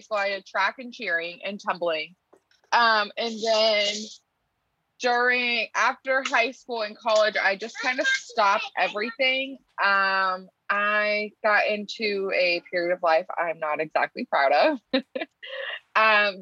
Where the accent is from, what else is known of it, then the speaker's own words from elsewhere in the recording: Maine, United States; also born or lived in California / Virginia; now in Portsmouth, United States; we're from Maine